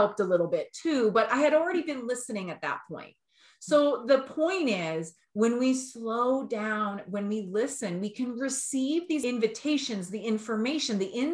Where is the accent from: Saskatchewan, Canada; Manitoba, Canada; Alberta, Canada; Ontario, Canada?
Alberta, Canada; we're from Alberta.